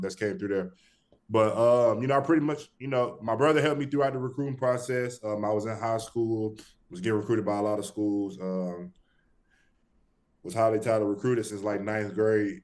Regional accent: Birmingham, Alabama, United States; Originally from Birmingham, Alabama

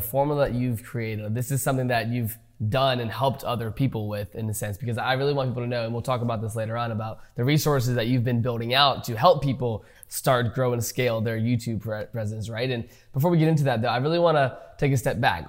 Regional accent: United States; I grew up in America

